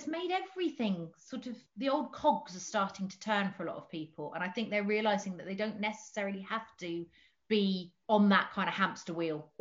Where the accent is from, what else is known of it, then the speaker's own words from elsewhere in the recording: just outside of Portsmouth, South East England, United Kingdom; now in North Devon, United Kingdom; I grew up in just outside of Portsmouth